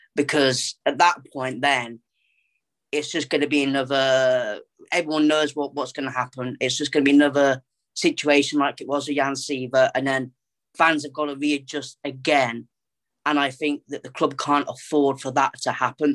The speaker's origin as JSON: {"language": "English", "town": "Coventry", "region": "West Midlands", "country": "United Kingdom", "tie": "born or raised there", "said": "I'm born and raised in Coventry"}